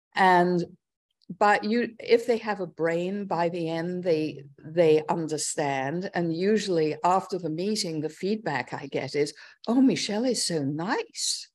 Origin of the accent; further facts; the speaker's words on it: London, United Kingdom; moved away as an adult; also born or lived in Oxford; now in New York, United States; I was born in London, uh, Northwest London, and grew up there